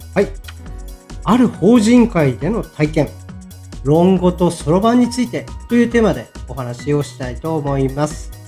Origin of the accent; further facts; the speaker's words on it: Sapporo, Hokkaido, Japan; 私の地元の北海道札幌市の個人事業主や一人社長の人たちの相談に乗り続けてきた